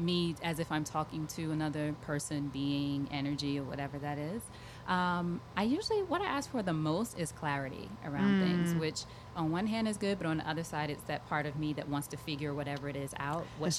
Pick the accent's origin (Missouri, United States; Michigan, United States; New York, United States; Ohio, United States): New York, United States; Long Island; I grew up in Long Island